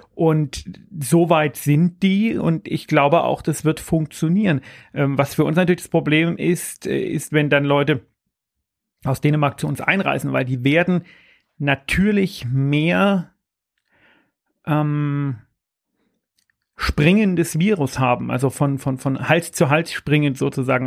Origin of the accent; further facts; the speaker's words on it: Bavaria, Germany; bei uns in Bayern